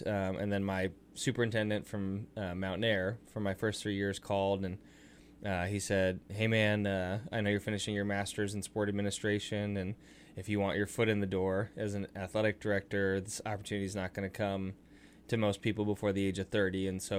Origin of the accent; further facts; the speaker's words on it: St. Louis, Missouri, United States; But I'm actually originally from St. Louis, Missouri. I moved a lot as a kid.